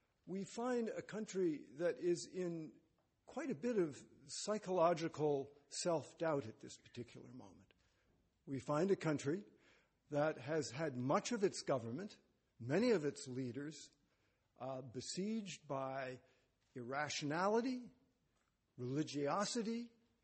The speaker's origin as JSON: {"language": "English", "country": "United States", "said": "being an American"}